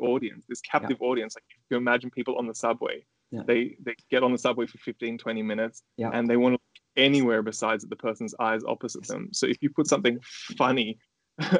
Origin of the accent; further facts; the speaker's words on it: Australia; moved away; I live overseas. I'm from Australia and my family lives in Australia